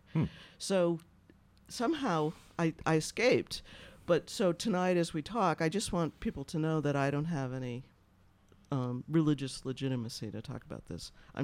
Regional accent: United States; I'm an atheist, agnostic, you know, I'm just a mutt. I'm an American mutt.

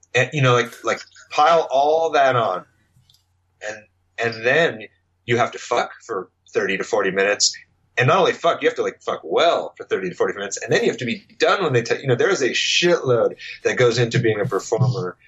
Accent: San Diego, California, United States; moved away as an adult; now in Los Angeles, United States; I grew up in San Diego in the punk scene in the early 2000s

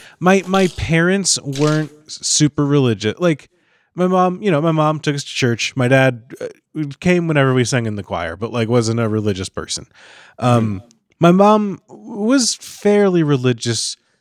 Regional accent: Kentucky, United States; when I was a kid, I grew up in Kentucky

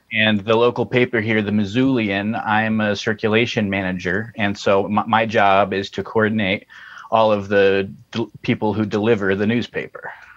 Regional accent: Colorado, United States; moved away as an adult; also born or lived in Ohio; now in Montana, United States; I grew up in Colorado uh, and I went to college in Ohio and now I'm in Montana

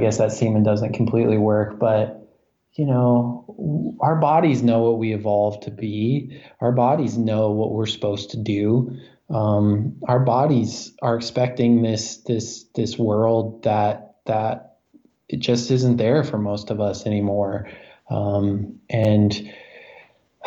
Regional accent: United States; I was born on the Ohio River.

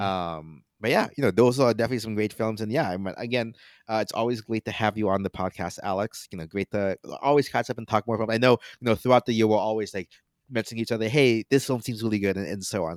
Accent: Philippines; as a Filipino

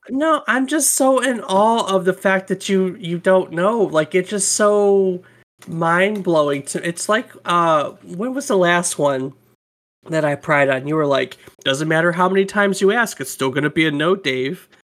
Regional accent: United States; we're American

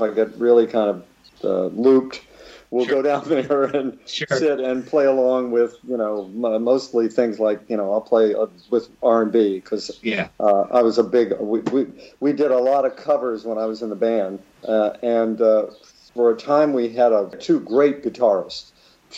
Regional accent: West Virginia, United States; I come from West Virginia.

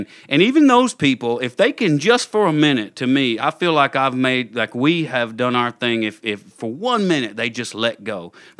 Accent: the South, United States; I grew up in the South, like we said. I grew up with a strong church background

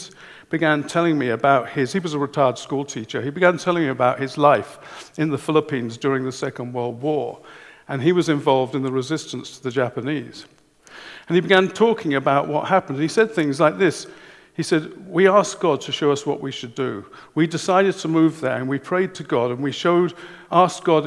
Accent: England, United Kingdom; I'm English

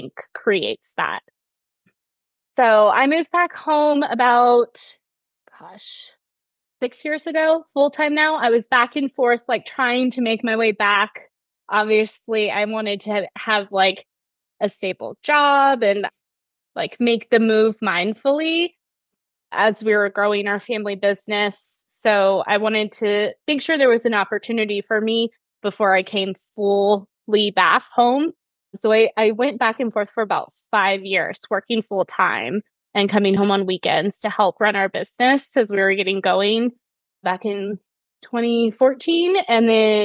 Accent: Murphys, California, United States; I was born and raised in Murphy's

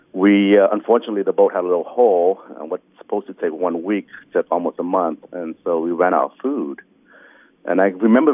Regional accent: Kansas City, Missouri, United States; also born or lived in Vietnam / Hong Kong; I was born in Vietnam in 1973 during the Vietnamese War, and we fled Vietnam by boat in 79 to Hong Kong. We stayed in refugee camps there. And then we were sponsored over by some Catholic charities to the projects of Kansas City, Missouri

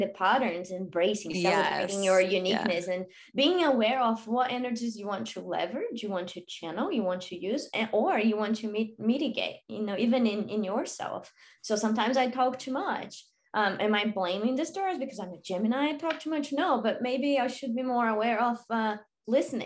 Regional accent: Brazil; also born or lived in Australia / Europe; now in United States; I grew up in Brazil

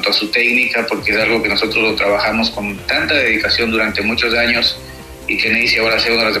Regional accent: Ecuador; now in Aruba; somos ecuatorianos

